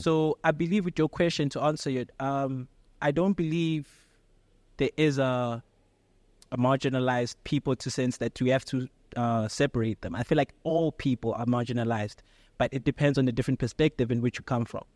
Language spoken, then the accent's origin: English; Pretoria, Gauteng, South Africa; Pretoria, born and raised